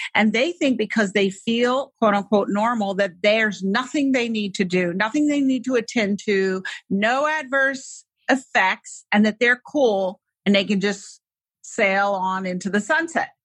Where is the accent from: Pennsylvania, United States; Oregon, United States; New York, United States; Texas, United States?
New York, United States; New York City; I grew up in New York City